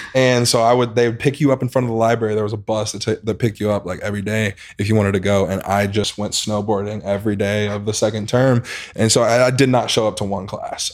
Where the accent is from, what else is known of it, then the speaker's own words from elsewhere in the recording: St. Louis, Missouri, United States; I am from Saint Louis, Missouri.